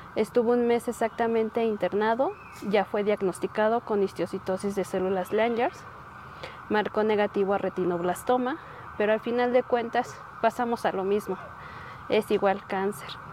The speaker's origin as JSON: {"language": "Spanish", "town": "Tlachichuca", "region": "Puebla", "country": "Mexico", "moved": "as an adult", "lives_now": "Mexico City, Mexico", "said": "somos del municipio de Tlachichuca, de un pueblito de San Francisco Independencia"}